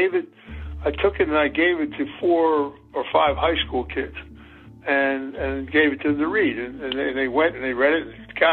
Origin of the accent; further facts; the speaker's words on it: Philadelphia, Pennsylvania, United States; When I was growing up in Philadelphia as a child